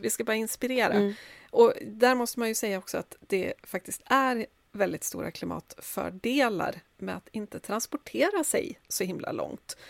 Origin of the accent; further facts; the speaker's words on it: Sundsvall, Västernorrland County, Sweden; now in Stockholm, Sweden; jag är ju född i Sundsvall